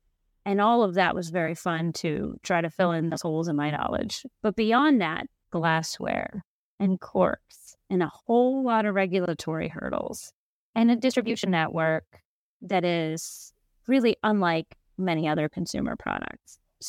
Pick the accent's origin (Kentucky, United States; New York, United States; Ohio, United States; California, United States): Kentucky, United States; I was just thinking how in the culture I grew up in Kentucky, everyone drinks bourbon.